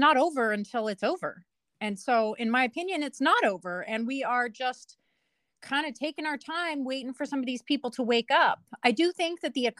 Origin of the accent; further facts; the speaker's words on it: Nevada, United States; now in Washington, United States; I come from Nevada, or like the southwest part of America. So when I moved up here